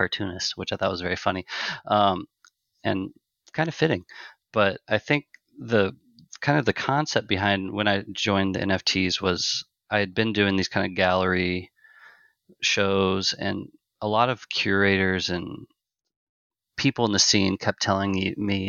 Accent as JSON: {"language": "English", "town": "Omaha", "region": "Nebraska", "country": "United States", "said": "I'm originally from Omaha, Nebraska"}